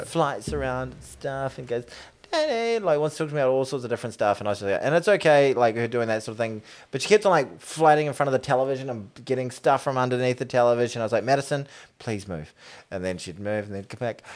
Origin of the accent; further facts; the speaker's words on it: New Zealand; as a New Zealander, as an All Black fan